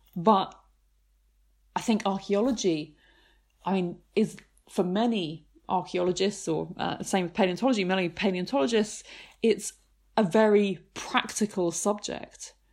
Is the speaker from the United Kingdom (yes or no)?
yes; near Canterbury, Kent, South East England, United Kingdom; I grew up near Canterbury in Kent